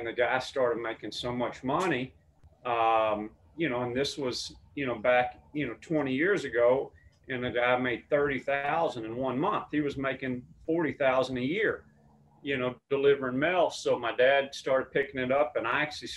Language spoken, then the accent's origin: English; Mesquite, Texas, United States; now in Los Angeles, United States; I'm from Dallas, Texas. I say Dallas because it's kind of like LA. If you're, you know, from LA, you just say LA. But the actual city is Mesquite. And although I have a very strong accent